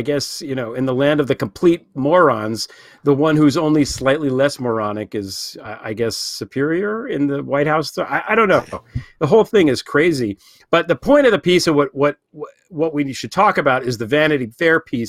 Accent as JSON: {"language": "English", "region": "New Jersey", "country": "United States", "tie": "born or raised there", "said": "where I grew up in New Jersey"}